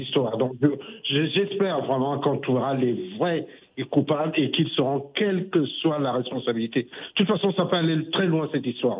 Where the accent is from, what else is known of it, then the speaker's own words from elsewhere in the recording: Cameroon; je suis camerounais, comme Eric qui est intervenu tout à l'heure